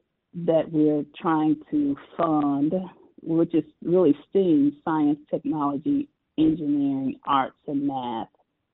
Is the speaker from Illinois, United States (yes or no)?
yes; Chicago, Illinois, United States; So I grew up on the south side of Chicago, and it was a wonderful experience.